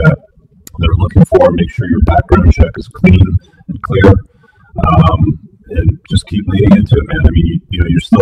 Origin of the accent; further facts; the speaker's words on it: England, United Kingdom; I was born in England